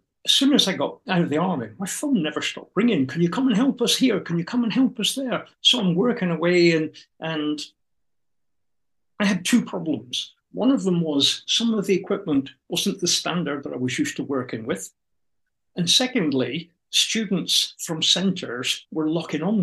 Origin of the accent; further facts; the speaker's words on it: United Kingdom; We're British